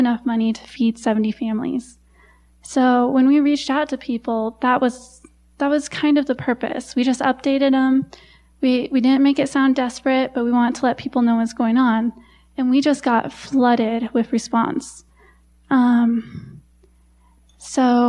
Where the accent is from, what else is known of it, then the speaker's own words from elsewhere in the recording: United States; the people would see me as an American